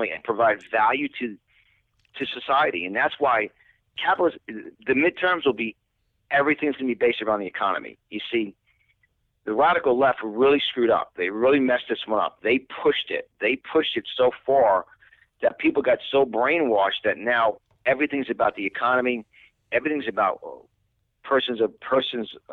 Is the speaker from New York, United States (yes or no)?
yes; New York, United States; moved away as an adult; now in Florida, United States; I'm living in Florida now, but when you hear my accent, I'm from New York